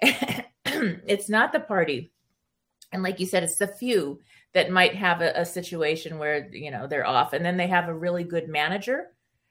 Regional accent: California, United States; first language Spanish; English is a second language; I grew up in California, and Hollywood was like my backyard.

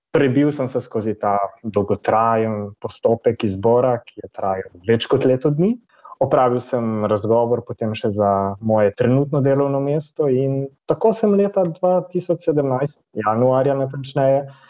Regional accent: Slovenia; moved away as an adult; now in Brussels, Belgium

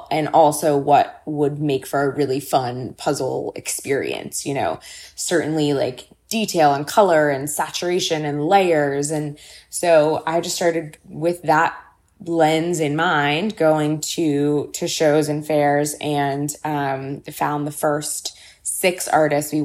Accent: Los Angeles, California, United States; I grew up in Los Angeles, and my mother worked in arts education my entire life

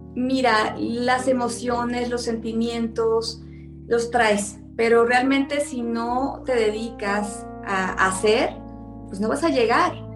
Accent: Tabasco, Mexico; also born or lived in Sinaloa; yo soy sinaloense y bueno, me encanta mi gente, pero fíjate que cosas de la vida, me fui muy chiquita a vivir a Tabasco

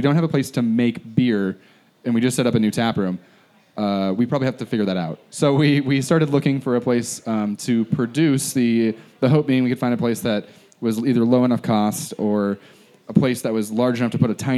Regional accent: Spokane, Washington, United States; I grew up in Spokane

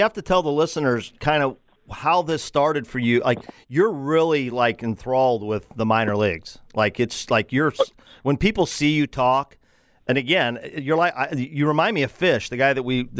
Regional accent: Granite City, Illinois, United States; here in the Metro East area in my hometown of Granite City

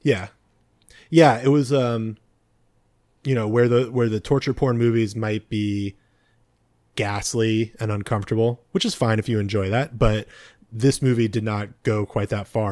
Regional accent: California, United States; speaking as a Californian

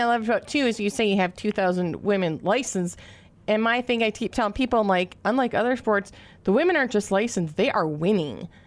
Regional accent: Minnesota, United States; accent: Minnesota O's; two Minnesota girls who talk together, our O's came out so bad

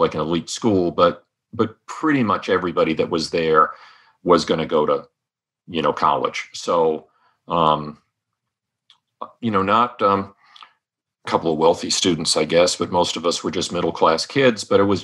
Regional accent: Rhode Island, United States; I grew up in Rhode Island

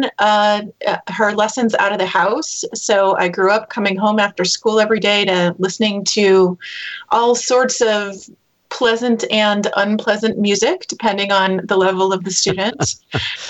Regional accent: Rochester, New York, United States; I grew up in upstate New York, Rochester, New York, outside of Rochester

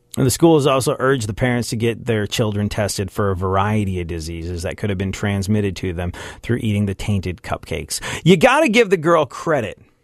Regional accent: New York, United States; I'm a New Yorker that lived through nine eleven, saw the Twin Towers go down outside my windows

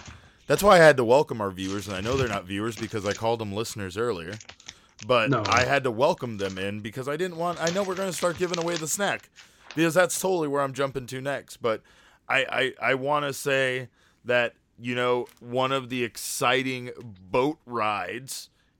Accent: Woodland Hills, California, United States; But yeah, I grew up in the Woodland Hills, Southern California area, so I went to a lot of non-Disneyland theme parks

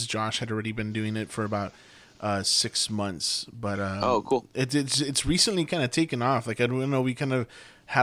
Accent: Laredo, Texas, United States; I'll say Laredo

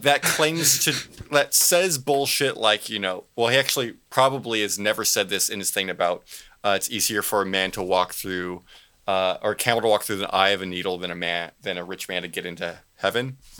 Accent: Southern California, United States; I'm from Southern California, and in, in Southern California, we call freeway

